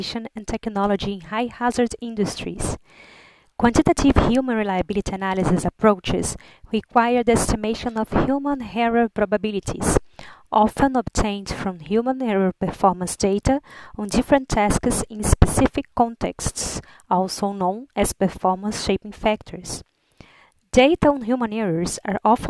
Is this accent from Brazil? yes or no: yes; Brazil; moved away as an adult; also born or lived in Liverpool, United Kingdom; I'm from Brazil and study human reliability analysis